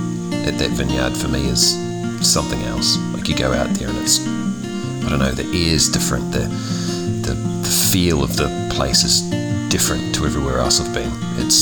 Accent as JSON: {"language": "English", "country": "New Zealand", "moved": "yes", "said": "So I'm originally from New Zealand."}